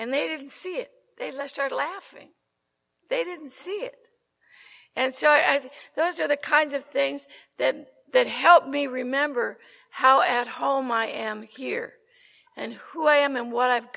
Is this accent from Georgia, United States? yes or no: no; Glendale, California, United States; also born or lived in Tujunga, California; I'm from Southern California. I live in Tujunga now, and I flew in from Burbank